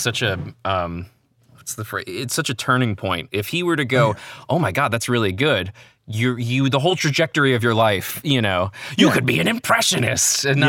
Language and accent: English; New Jersey, United States